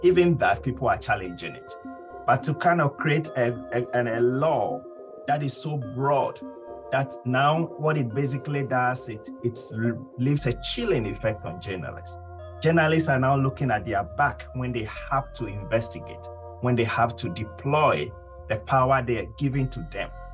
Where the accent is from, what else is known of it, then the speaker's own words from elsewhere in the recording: Ghana; my home country, Ghana, hasn't been doing too well